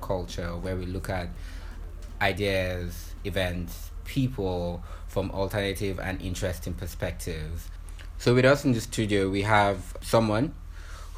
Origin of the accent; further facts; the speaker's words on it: Nigeria; I'm such a Nigerian